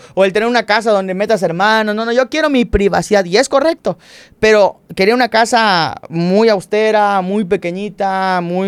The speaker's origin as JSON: {"language": "Spanish", "town": "Cumpich", "region": "Campeche", "country": "Mexico", "moved": "yes", "said": "venimos de Cumpich"}